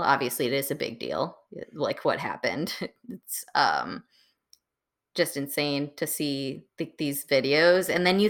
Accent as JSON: {"language": "English", "town": "Muskego", "region": "Wisconsin", "country": "United States", "tie": "born or raised there", "said": "growing up in Wisconsin, there were, at least in Muskego, there were not many minorities in my high school at all."}